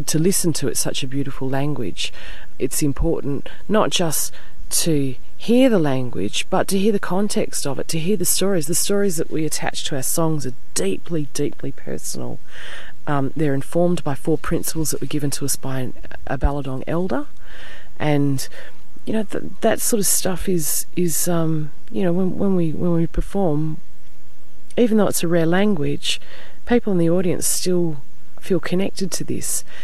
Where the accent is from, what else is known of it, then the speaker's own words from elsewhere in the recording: Perth, Western Australia, Australia; also born or lived in Wheatbelt, Western Australia; I'm born and bred in Perth